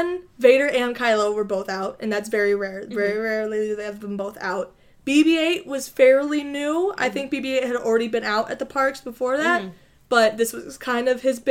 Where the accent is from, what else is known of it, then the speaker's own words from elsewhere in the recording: Michigan, United States; we're from Michigan